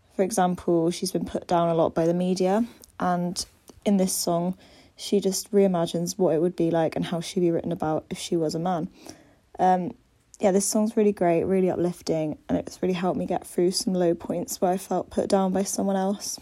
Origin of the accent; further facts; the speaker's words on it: Bath, South West England, United Kingdom; moved away as an adult; now in Cardiff, United Kingdom; I'm originally from Bath